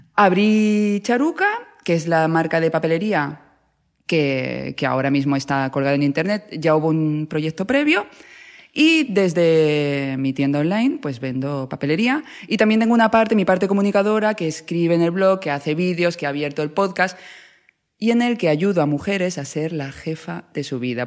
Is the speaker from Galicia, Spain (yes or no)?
no; Ciudad Real, Castilla-La Mancha, Spain; moved away; yo vengo de Ciudad Real